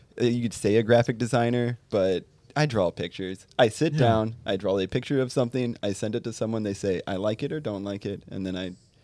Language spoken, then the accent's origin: English; Southern Indiana, United States; I'm from Indiana, Southern Indiana.